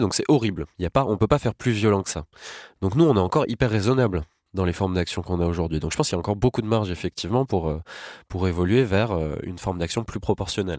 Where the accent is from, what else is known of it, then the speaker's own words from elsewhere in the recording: France; chez nous en France